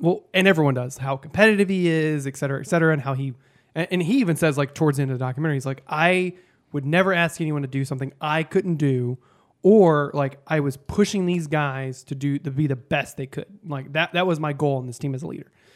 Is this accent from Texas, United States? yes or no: yes; Texas, United States; moved away; I grew up in Texas